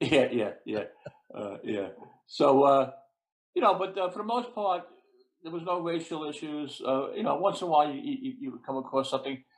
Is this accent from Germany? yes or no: no; New York City, New York, United States; I grew up in Brooklyn. I went to uh, Brooklyn Tech High School, local kid